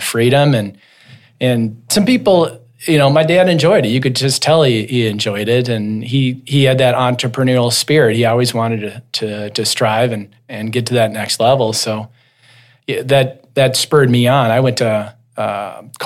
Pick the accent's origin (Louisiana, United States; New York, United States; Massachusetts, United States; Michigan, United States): Michigan, United States; East Grand Rapids; I'm a East Grand Rapids pioneer